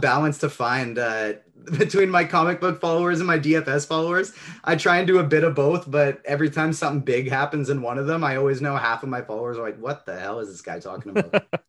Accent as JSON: {"language": "English", "country": "Canada", "said": "I'm Canadian"}